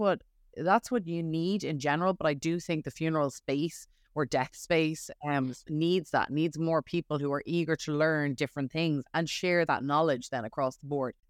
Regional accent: Ireland; moved away as an adult; now in New York, United States; I'm from Ireland

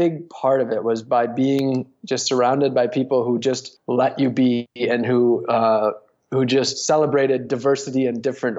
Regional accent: northern Wisconsin, United States; moved away as an adult; also born or lived in San Diego, California; growing up in a small town in northern Wisconsin

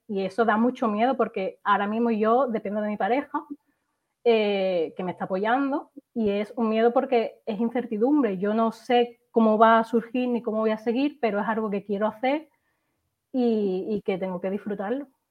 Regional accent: Seville, Andalusia, Spain; now in Málaga, Spain; yo soy de Sevilla originariamente y vivo en Málaga

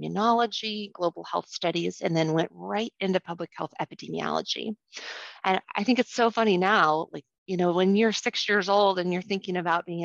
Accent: St. Louis, Missouri, United States; now in Iowa, United States; I was raised in St. Louis

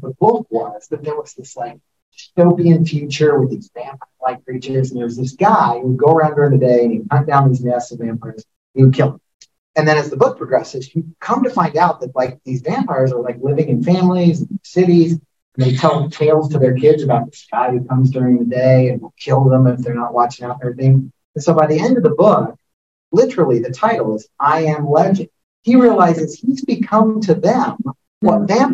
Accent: Topeka, Kansas, United States; moved away as an adult; I still have my hometown bank or First Bank and Trust in Topeka, Kansas. I've been with them for 48 years.

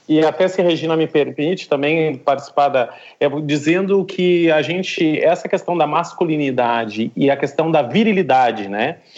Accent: Rio Grande do Sul, Brazil; moved away as an adult; now in Recife, Brazil; eu sou gaúcho de, de nascença, mas já estou aqui em Recife, Pernambuco, já há 11 anos

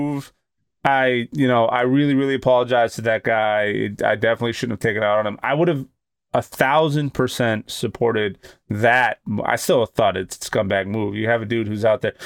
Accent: Boston, Massachusetts, United States; I'm from Boston

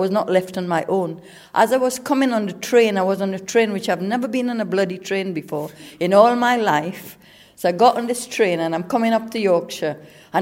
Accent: Trinidad & Tobago; moved away as an adult; now in England; I came from Trinidad. I was 18 years old. I came in 1968.

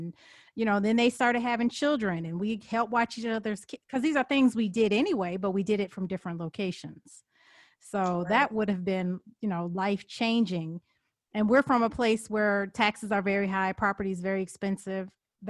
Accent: Evanston, Illinois, United States; I was raised in Evanston's a pretty small town, and both my mother and my father are from Evanston, so several generations

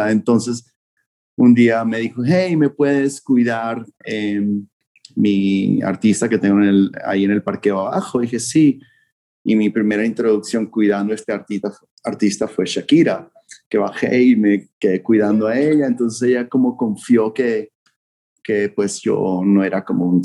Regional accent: Vancouver, British Columbia, Canada; moved away as an adult; now in Miami, United States; fue cuando me mudé a estudiar college aquí a Miami. Vine de Vancouver a Miami y era como mi segundo año de universidad

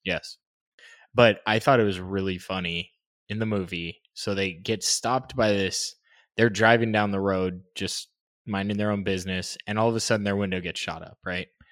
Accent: United States

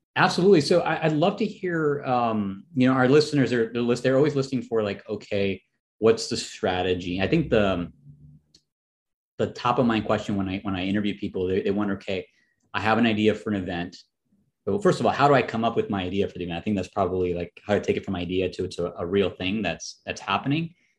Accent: Chicago, Illinois, United States; it was in Chicago. And coincidentally, it was my hometown

